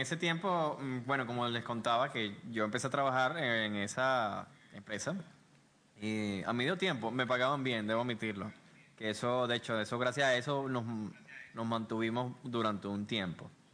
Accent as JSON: {"language": "Spanish", "town": "Maracay", "region": "Aragua", "country": "Venezuela", "moved": "yes", "lives_now": "Panama City, Panama", "said": "venimos de Maracay."}